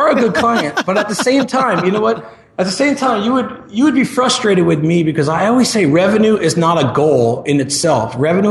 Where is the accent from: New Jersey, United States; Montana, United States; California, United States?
New Jersey, United States; now in Tempe, United States; So I live in Tempe, Arizona. That's where I run Marketing Press out of. And I'm a transplant from New Jersey.